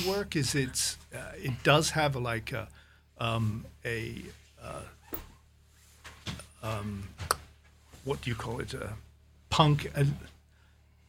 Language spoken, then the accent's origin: English; Ireland; I was born in Ireland